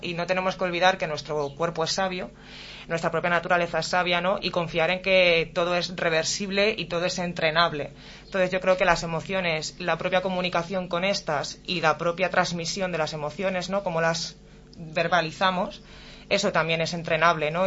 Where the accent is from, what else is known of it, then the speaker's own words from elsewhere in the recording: Alcalá de Henares, Community of Madrid, Spain; moved away as an adult; now in Morata de Tajuña, Spain; soy de nativa de Alcalá de Henares, pero resido en Morata desde hace dos años.